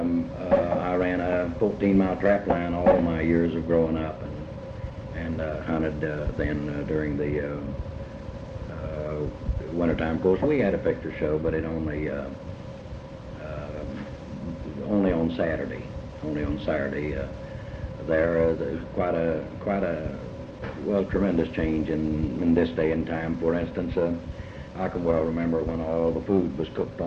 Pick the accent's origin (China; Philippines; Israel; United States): United States; Catlettsburg, Kentucky; Eastern Kentucky, extreme Eastern Kentucky, up in the big sandy valley that starts at my hometown of Catlettsburg